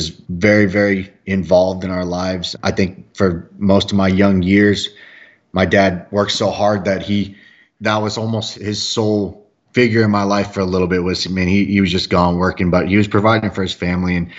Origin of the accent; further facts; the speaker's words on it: California, United States; moved away as an adult; also born or lived in Orange County, California; now in Texas, United States; where I grew up in California